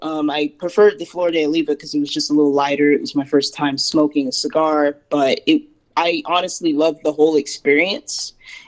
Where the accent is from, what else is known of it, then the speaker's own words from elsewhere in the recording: Atlanta, Georgia, United States; I'm born and raised in Georgia, pretty much just the metro Atlanta area. Not main Atlanta, but more the suburbs.